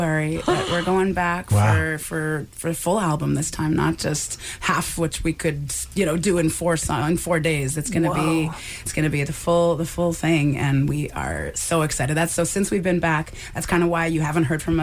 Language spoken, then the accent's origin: English; Montreal, Quebec, Canada; growing up in Montreal